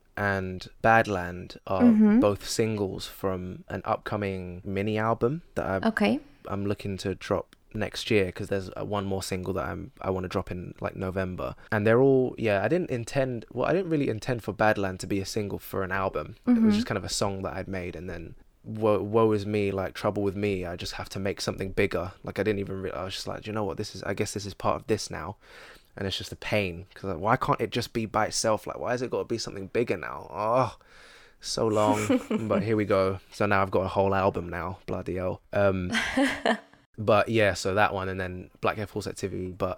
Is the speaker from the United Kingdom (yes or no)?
yes; London, United Kingdom; accent: London; I've got a lot of London music and I'm not rapping in an American accent, I'm rapping in my accent.